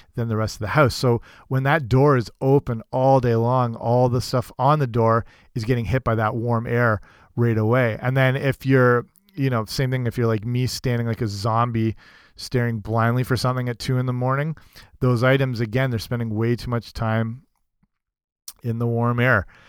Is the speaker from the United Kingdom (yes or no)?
yes; England, United Kingdom; moved away; I grew up in England